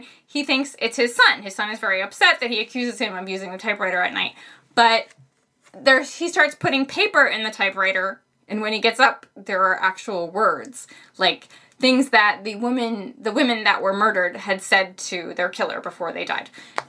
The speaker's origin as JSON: {"language": "English", "region": "Maine", "country": "United States", "accent": "Maine", "said": "It's so hard to say R's when you're from Maine."}